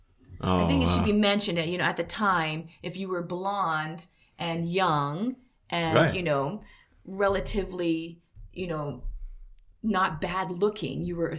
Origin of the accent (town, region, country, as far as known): Canada; moved away as an adult; now in Korea